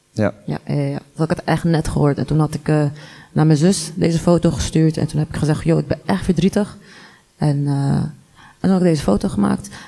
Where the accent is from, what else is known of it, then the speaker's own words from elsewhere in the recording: Morocco; now in Netherlands; ben ik ook heel veel belachelijk gemaakt eh, als Marokkaanse vrouw.